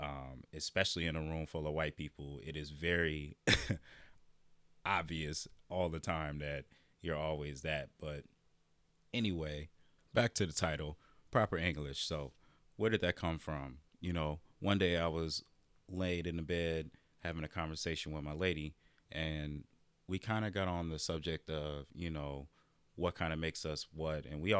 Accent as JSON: {"language": "English", "region": "Iowa", "country": "United States", "tie": "born or raised there", "said": "growing up in Iowa, I'm used to being the only black person in the room, the only black person in the classroom."}